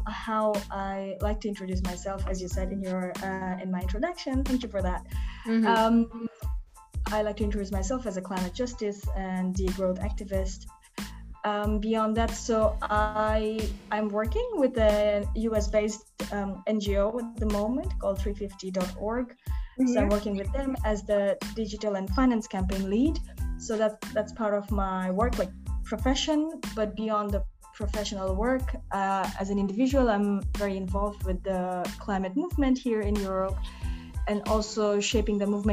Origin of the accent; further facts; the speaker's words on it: Bangladesh; English is a second language; moved away as an adult; now in Germany; when I grew up in Bangladesh, I was always involved with social justice issues